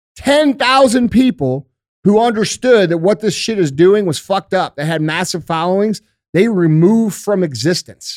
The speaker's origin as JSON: {"language": "English", "country": "United States", "said": "we as American citizens"}